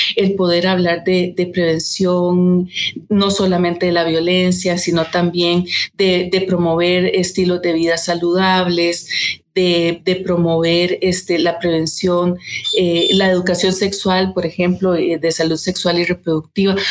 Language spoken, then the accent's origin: Spanish; Costa Rica; como costarricenses